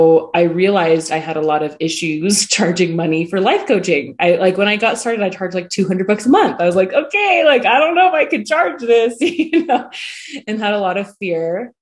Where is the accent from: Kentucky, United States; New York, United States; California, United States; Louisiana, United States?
California, United States; now in Lehi, United States; I live in Utah, in Lehigh. I come from California